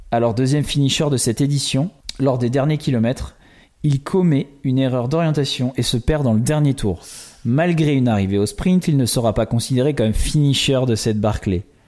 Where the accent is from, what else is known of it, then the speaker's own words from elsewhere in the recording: Île d'Oléron, Nouvelle-Aquitaine, France; Je viens d'une petite île d'Atlantique, l'île de Léron